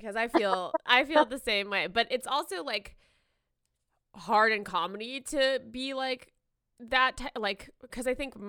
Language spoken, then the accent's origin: English; the South, United States; I was raised like in the South.